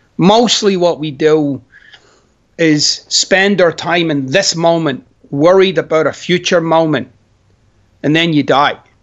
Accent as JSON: {"language": "English", "town": "Glasgow", "region": "Scotland", "country": "United Kingdom", "tie": "born or raised there", "moved": "yes", "said": "I'm Scottish."}